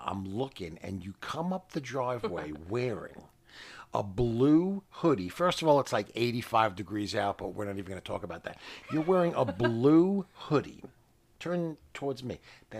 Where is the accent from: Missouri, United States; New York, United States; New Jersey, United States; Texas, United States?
New York, United States; New York City; we're from New York City